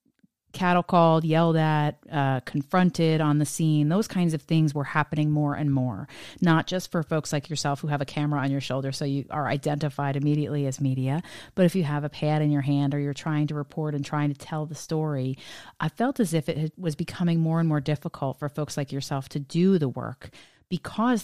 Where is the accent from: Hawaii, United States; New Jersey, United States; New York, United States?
New York, United States; I grew up in the New York media market